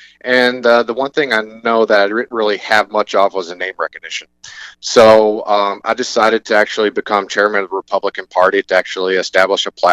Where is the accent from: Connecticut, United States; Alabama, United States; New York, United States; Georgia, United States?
Alabama, United States; Northeast; moved away as an adult; also born or lived in Upper Peninsula, Michigan; now in Michigan, United States; I'm from Northeast Alabama originally. I made it up here at Michigan Tech back in 2007